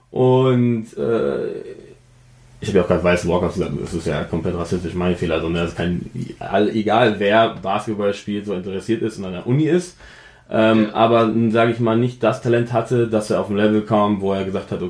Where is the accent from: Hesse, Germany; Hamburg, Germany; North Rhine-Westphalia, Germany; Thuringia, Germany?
Hesse, Germany; Offenbach; also born or lived in Frankfurt; also ich bin geboren in Frankfurt, aufgewachsen wo ganz anders und dann in Offenbach äh, wirklich meine ersten Jahre der Kindheit in Deutschland verbracht so